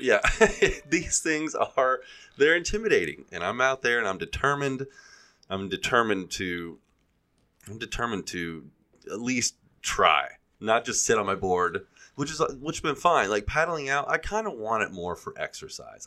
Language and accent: English; Gulf Coast, United States; now in California, United States; I grew up on the Gulf Coast